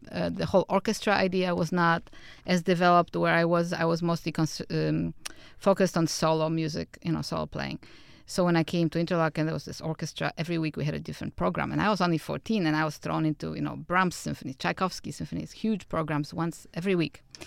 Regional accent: Warsaw, Masovian Voivodeship, Poland; moved away; I was born and raised in Warsaw, Poland

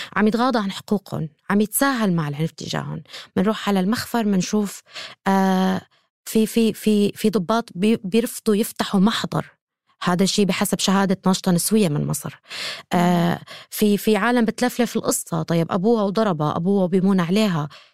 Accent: Syria; انا كامراه سوريه

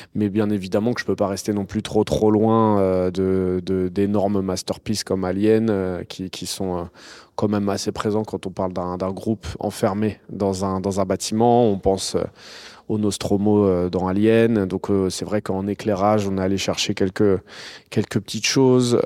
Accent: Noisy-le-Grand, Île-de-France, France; Noisy-le-Grand, donc c'est la ville où j'ai grandi

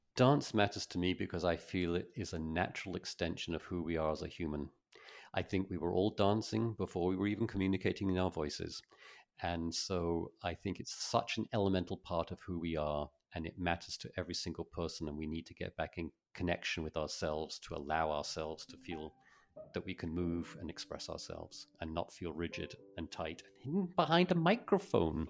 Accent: Folkestone, South East England, United Kingdom; I grew up in Folkestone

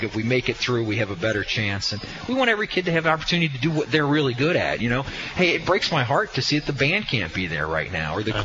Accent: Delhi Township, Ohio, United States; a kid who grew up in Delhi who really loves high school sports

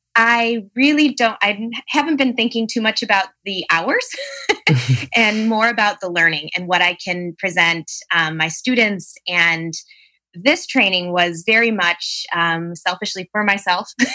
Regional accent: Palatine, Illinois, United States; from Palatine, Illinois, so the northern suburbs of Chicago

